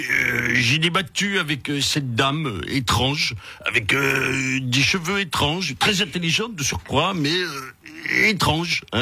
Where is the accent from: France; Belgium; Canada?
France; Écoutez, en tant que Français, on ne peut pas être neutre